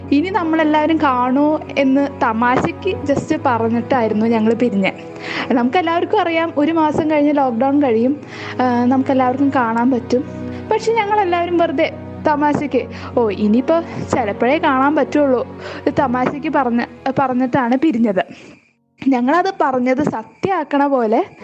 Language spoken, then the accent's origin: Malayalam; Chalakudy, Kerala, India; ഞാൻ ചാലക്കുടിയിൽ നിന്നാട്ടോ